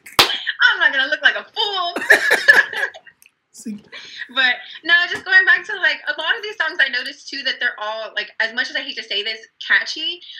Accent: Texas, United States; like I said, I'm from Texas

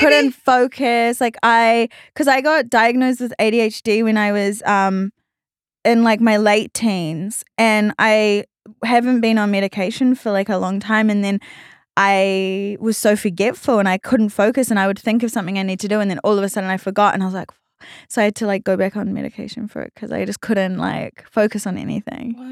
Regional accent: New Zealand; accent: Australian; moved away as an adult; now in Australia; I actually was born in New Zealand and I grew up in New Zealand.

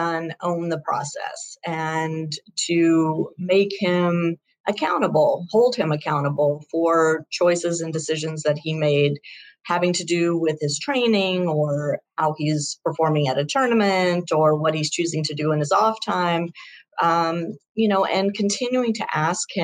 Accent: Shreveport, Louisiana, United States; we grew up together in Shreveport, Louisiana

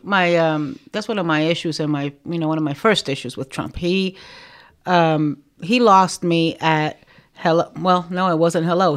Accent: Miami, Florida, United States; also born or lived in Nicaragua; I, um, settled in Miami and I grew up in Miami

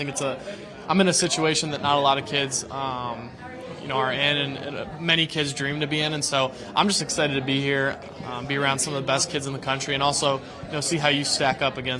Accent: Midwest, United States; We're from the Midwest. So we're here to represent.

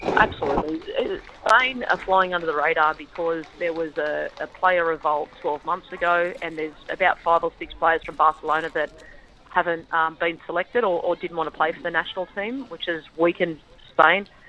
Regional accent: Campbelltown, New South Wales, Australia; I grew up in Campbelltown and um, played for Leppington Lions

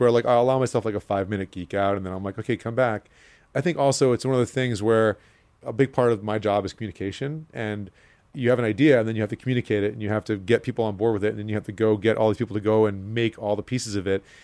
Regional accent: New York City, New York, United States; I'm a New Yorker, and I grew up here

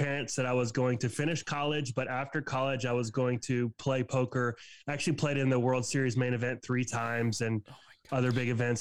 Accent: Birmingham, Alabama, United States; I'm from Birmingham, Alabama

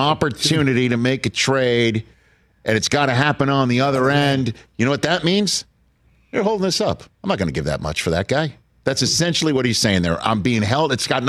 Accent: New York City, New York, United States; I tell people I'm from Staten Island

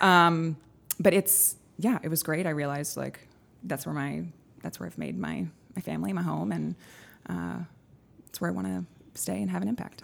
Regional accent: Texas, United States; moved away as an adult; also born or lived in Edinburgh; now in Connecticut, United States; I am from Texas. I moved up to Connecticut about a decade ago

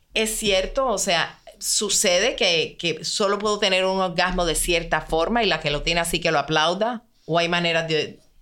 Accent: Puerto Rico; mi país, Puerto Rico

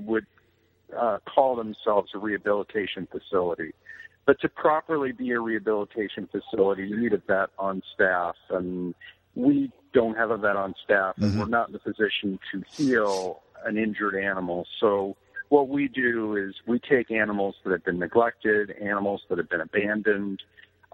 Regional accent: Royal Oak, Michigan, United States; now in Florida, United States; I was born in Royal Oak

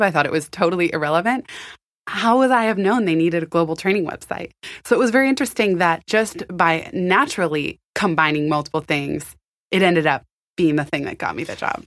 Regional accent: San Francisco, California, United States; also born or lived in Palo Alto; I was born and raised in San Francisco, and then I moved to Palo Alto in seventh grade

